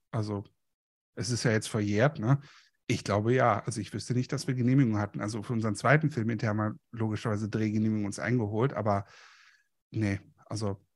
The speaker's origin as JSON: {"language": "German", "town": "Moers", "region": "North Rhine-Westphalia", "country": "Germany", "tie": "born or raised there", "said": "Und wir hatten einen richtigen Polizisten, also hier in dem Ort in, in Mörs, im Stadtteil Kapellen, hatten wir einen quasi einen Dorfbullen"}